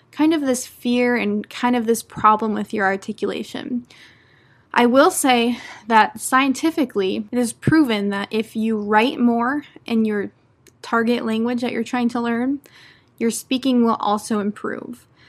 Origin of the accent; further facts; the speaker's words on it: United States; first language English; I'm an American English teacher